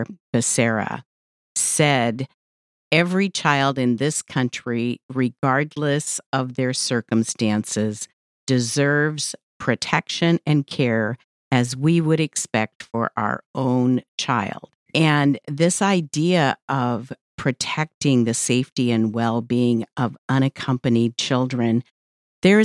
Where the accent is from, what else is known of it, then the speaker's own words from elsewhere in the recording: Central California, United States; moved away; I come from Central California for many years